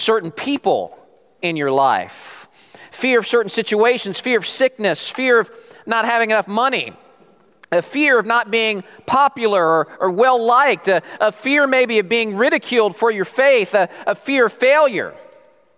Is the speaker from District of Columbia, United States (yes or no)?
yes; Washington, District of Columbia, United States; moved away; I grew up in Washington, D.C.